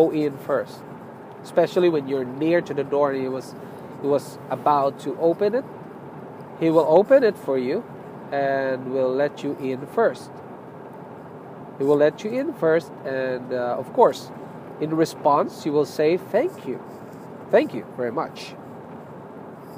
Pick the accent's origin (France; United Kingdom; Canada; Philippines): Philippines; moved away; I'm a Filipino